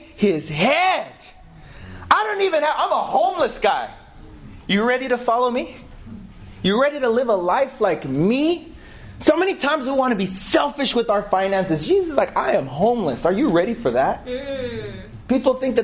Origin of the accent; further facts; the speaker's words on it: United States; now in United Kingdom; I'm American